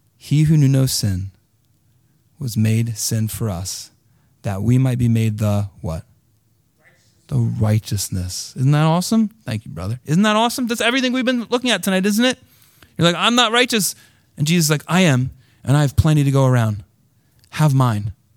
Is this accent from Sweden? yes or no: no; United States; I'm an American too